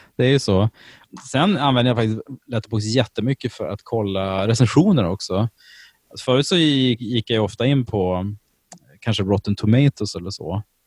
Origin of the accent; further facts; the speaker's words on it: Sweden; jag är ju från Sverige